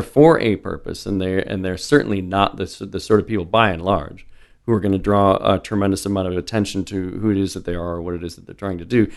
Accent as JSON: {"language": "English", "town": "Omaha", "region": "Nebraska", "country": "United States", "tie": "born or raised there", "also_born_or_lived": "North Dakota / Little Rock, Arkansas", "said": "I've been in Omaha since I was five"}